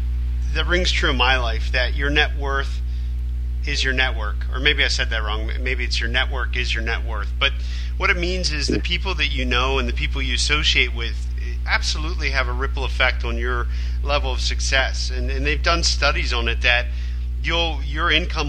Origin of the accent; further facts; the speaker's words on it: Pennsylvania, United States; moved away as an adult; also born or lived in New York / Los Angeles; I'm stuck in my hometown in Pennsylvania